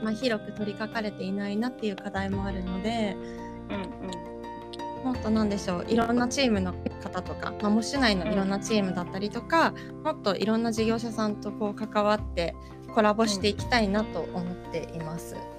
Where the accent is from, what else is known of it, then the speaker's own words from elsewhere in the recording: Chigasaki, Kanagawa, Japan; 私が神奈川県茅ヶ崎市の出身で